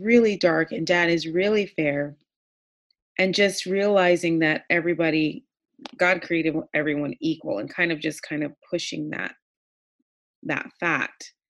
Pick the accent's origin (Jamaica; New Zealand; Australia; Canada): Jamaica; now in United States; I was born in Jamaica